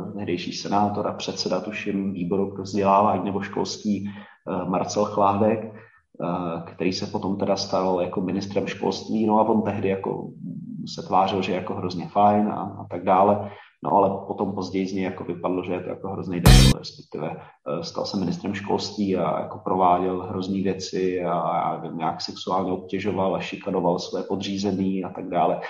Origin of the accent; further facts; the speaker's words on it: Děčín, Ústí nad Labem Region, Czechia; já jsem chodil na Gimple do Děčína